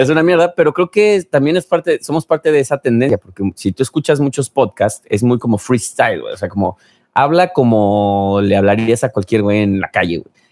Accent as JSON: {"language": "Spanish", "country": "Mexico", "said": "mis compatriotas mexicanos"}